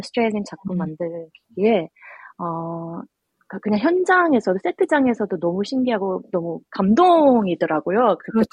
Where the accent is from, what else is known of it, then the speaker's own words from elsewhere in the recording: Australia; also born or lived in South Korea; 호주에서는 네. 처음 제사를 지내다 보니